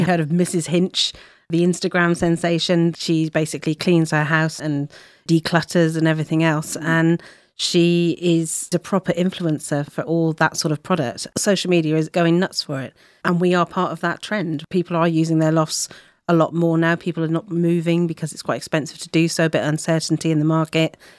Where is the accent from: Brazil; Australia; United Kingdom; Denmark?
United Kingdom; Plymouth, South West England; moved away as an adult; also born or lived in London; now in Devon, United Kingdom; I was from Plymouth originally, so we decided to move back down to Devon.